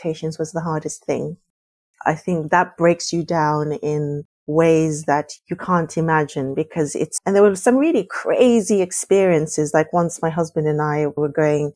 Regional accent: South Africa; moved away as an adult; also born or lived in Norway / Palestine; I grew up in probably one of the most racialized countries in the world

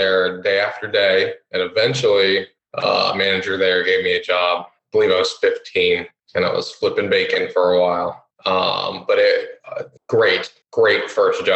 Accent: Columbus, Ohio, United States; also born or lived in Florida; I'm from Florida, but I've lived all my life in Columbus, whether it was like a suburb outside of Columbus as a child, both north and south

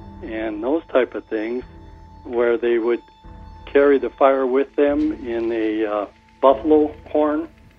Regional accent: Western Montana, United States; I'm from Western Montana.

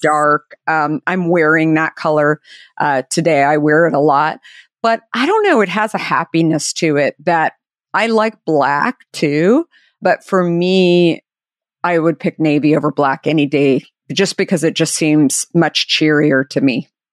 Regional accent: Arizona, United States; I grew up in Arizona

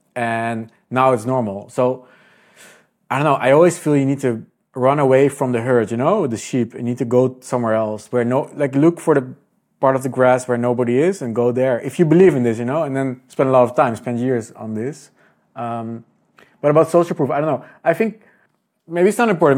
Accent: Netherlands; I'm Dutch

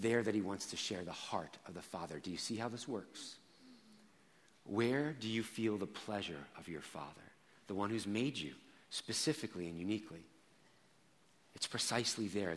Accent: Rockland County, New York, United States; I grew up in Rockland County.

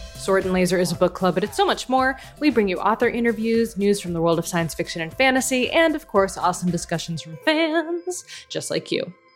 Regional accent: United States; now in Canada; as an American living in Canada

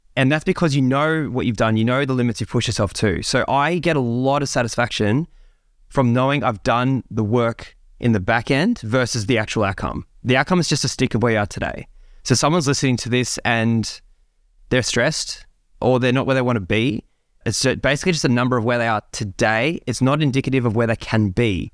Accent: Sydney, New South Wales, Australia; I'm a kid that grew up in Sydney. I grew up in the Hills District of, of there

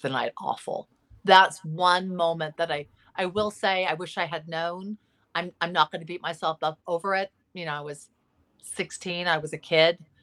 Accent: Los Angeles, California, United States; L A. Yeah, I, I'm, I'm almost sixty

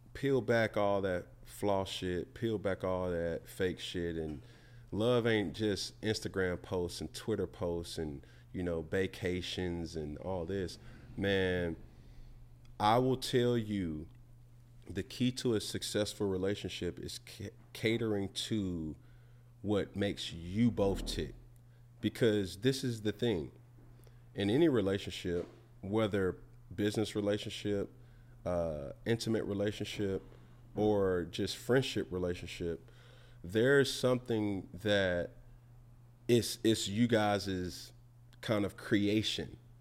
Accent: Atlanta, Georgia, United States; I'm from Atlanta

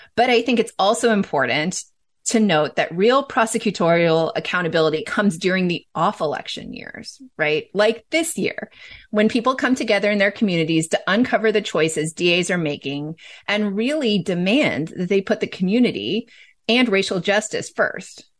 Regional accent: California, United States; my home state of California

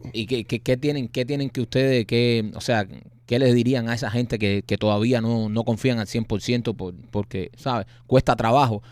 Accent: Cuba; now in United States; yo me tiré ocho veces en balsa y es muy difícil salir de Cuba

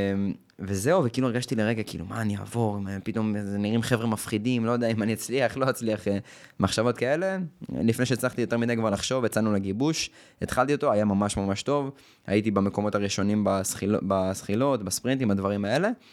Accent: the Krayot, Haifa District, Israel; אני מהקריות

